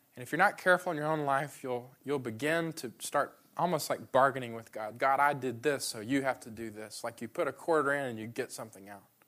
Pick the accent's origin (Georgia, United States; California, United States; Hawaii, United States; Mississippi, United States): Georgia, United States; Atlanta; now in Memphis, United States; I'm from Atlanta